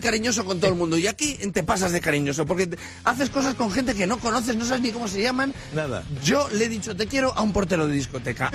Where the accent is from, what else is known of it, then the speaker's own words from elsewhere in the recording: Spain; Yo soy español